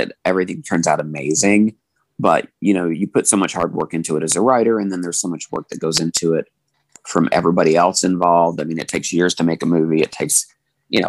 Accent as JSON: {"language": "English", "region": "Kentucky", "country": "United States", "tie": "born or raised there", "moved": "yes", "said": "growing up in Kentucky. Like, I was flying home to Kentucky"}